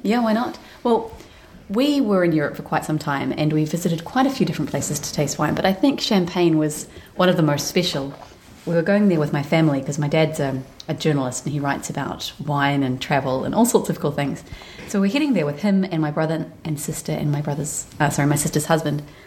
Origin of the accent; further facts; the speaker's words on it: New Zealand; we're from New Zealand, which is quite a big wine producing nation and we, we enjoy the wine that our country produces